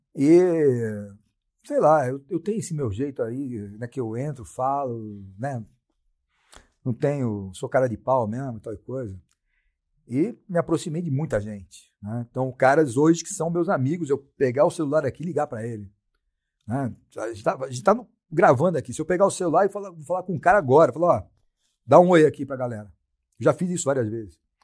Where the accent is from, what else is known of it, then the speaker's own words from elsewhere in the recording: Brazil; sou brasileiro